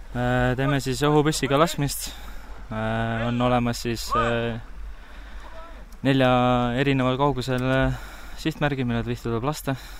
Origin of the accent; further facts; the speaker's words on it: Saare County, Estonia; ma olen ise saarlane